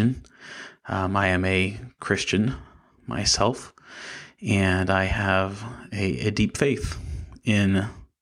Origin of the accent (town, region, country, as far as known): United States